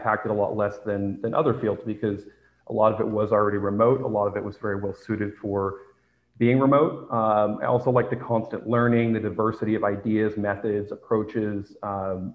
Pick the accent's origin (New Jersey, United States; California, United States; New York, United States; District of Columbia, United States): California, United States; San Francisco; moved away; I am originally from San Francisco